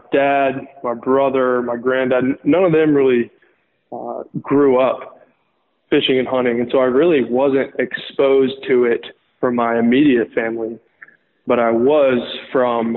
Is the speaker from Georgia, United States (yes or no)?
yes; Lookout Mountain, Georgia, United States; also born or lived in Chattanooga, Tennessee / Athens, Georgia; I grew up in Chattanooga, Tennessee, which is right on the corner of the Georgia and Alabama state lines. And so I actually grew up on Lookout Mountain, Georgia, which is right across the line from Chattanooga, Tennessee